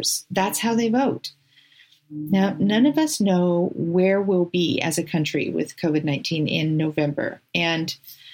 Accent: California, United States; now in Oregon, United States; I grew up in California

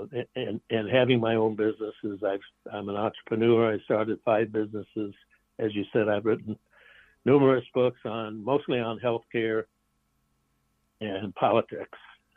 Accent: Iowa, United States; moved away as an adult; also born or lived in Chicago; I'm originally from Iowa

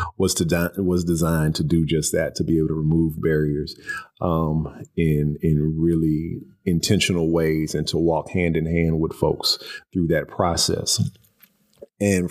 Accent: Houston, Texas, United States; moved away as an adult; also born or lived in College Station, Texas; now in Louisville, United States; I am a transplant to Louisville. I was born and raised in Houston, Texas.

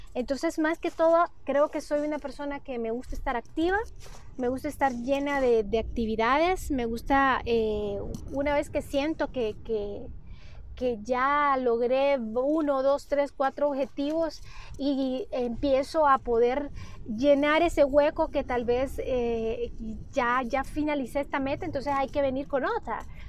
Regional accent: Honduras; also born or lived in Tegucigalpa; soy de Honduras, radicó en la ciudad de Tegucigalpa

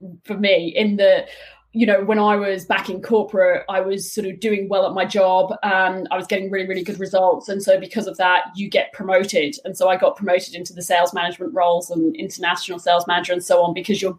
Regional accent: United Kingdom; now in Australia; as a Brit

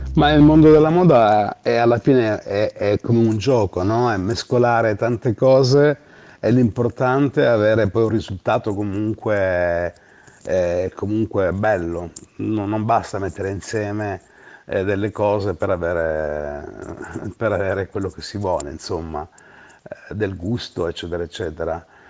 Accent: Gioia Tauro, Calabria, Italy; moved away; also born or lived in Bologna; al mio paese che amo, che è Gioia Tauro

